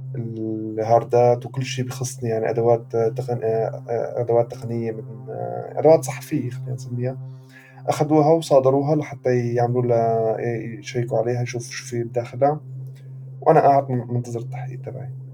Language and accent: Arabic; Syria; moved away as an adult; also born or lived in Beirut, Lebanon; now in Europe; كوني سوري